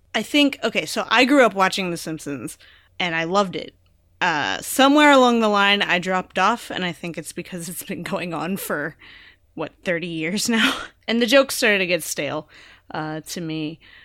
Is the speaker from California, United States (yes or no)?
yes; Bay Area, California, United States; growing up in the Bay Area with so many people around me